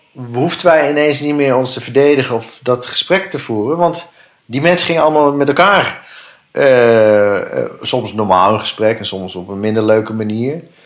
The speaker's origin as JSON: {"language": "Dutch", "country": "Netherlands", "said": "als Nederlanders"}